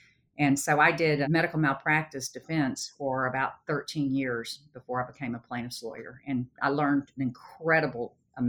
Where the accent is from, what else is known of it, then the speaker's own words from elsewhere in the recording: Sherman, Texas, United States; I got married when I was 17. In my culture, that's kind of what you did. So I stayed in my hometown of Sherman